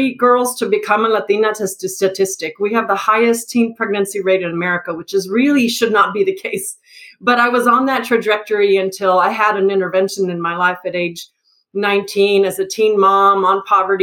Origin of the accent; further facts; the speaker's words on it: El Paso, Texas, United States; So I'm actually originally from El Paso. I was born in El Paso, so I'm a border town girl.